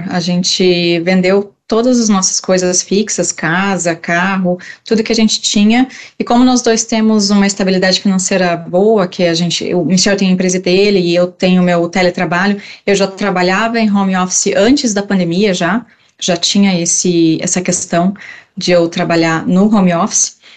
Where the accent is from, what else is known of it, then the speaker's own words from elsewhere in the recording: Rio Grande do Sul, Brazil; eu sou do Rio Grande